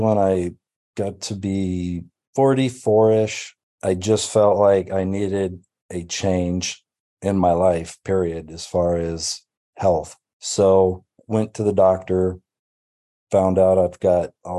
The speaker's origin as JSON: {"language": "English", "town": "Auburn", "region": "California", "country": "United States", "tie": "born or raised there", "also_born_or_lived": "Racine, Wisconsin", "said": "was born in Racine, Wisconsin, moved here when I was seven."}